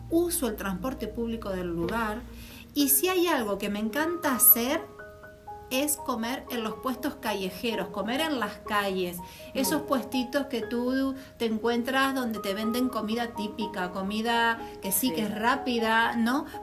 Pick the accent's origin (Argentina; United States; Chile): Argentina; born there; moved away; also born or lived in Canary Islands; Y te digo que siendo argentina